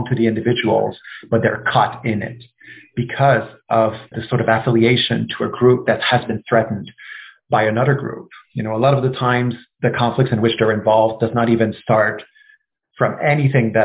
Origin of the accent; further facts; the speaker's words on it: Canada; As a Canadian